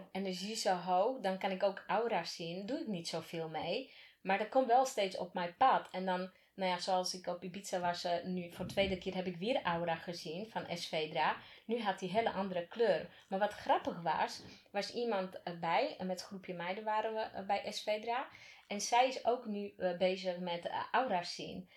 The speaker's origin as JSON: {"language": "Dutch", "country": "Slovakia", "moved": "yes", "lives_now": "Netherlands", "said": "waar ik vandaan kom. En niet, bedoel ik niet uit Slowakije, maar echt waar ik vandaan"}